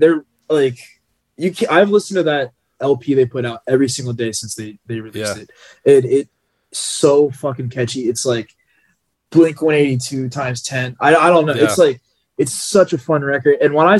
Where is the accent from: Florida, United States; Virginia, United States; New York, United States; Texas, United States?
Virginia, United States; outside of Richmond; I grew up outside of Richmond